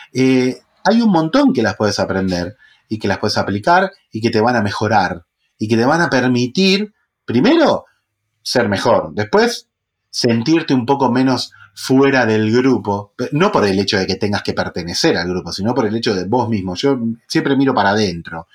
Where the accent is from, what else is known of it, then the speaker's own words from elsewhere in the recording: La Matanza, Buenos Aires Province, Argentina; criado en, un barrio de La Matanza, con urbano bonaerense argentino